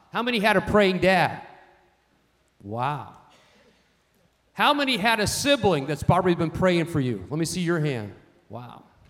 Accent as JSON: {"language": "English", "country": "United States", "said": "I'm an American"}